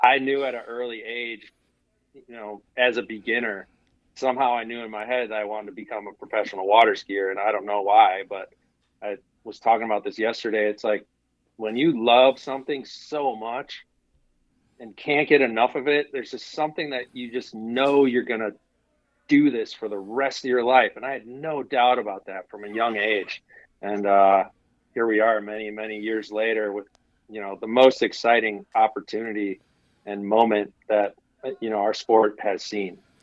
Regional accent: Wisconsin, United States; I grew up in Wisconsin

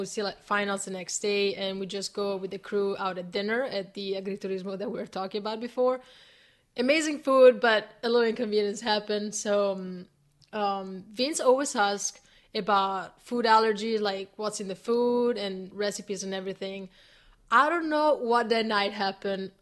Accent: Italy; moved away; it's my hometown

